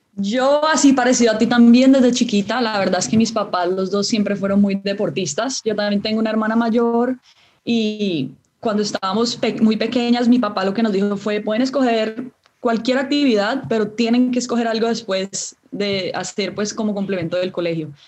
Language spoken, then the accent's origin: Spanish; Cali, Valle del Cauca, Colombia; soy nacida en Cali, caleñísima